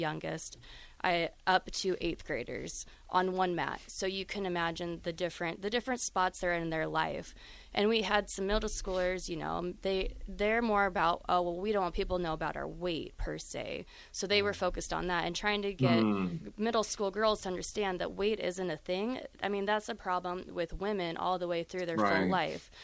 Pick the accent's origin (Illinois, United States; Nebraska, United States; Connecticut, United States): Nebraska, United States; Chadron; I'm from Chadron